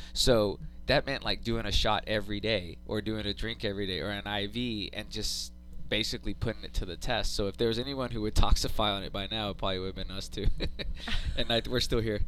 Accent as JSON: {"language": "English", "town": "Austin", "region": "Texas", "country": "United States", "tie": "born or raised there", "said": "I grew up here in Austin"}